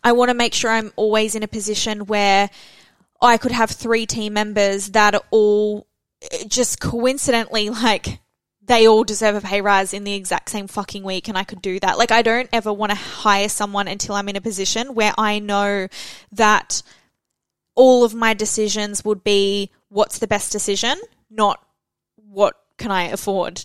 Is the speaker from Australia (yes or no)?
yes; Australia; Felicity and I were the only Australians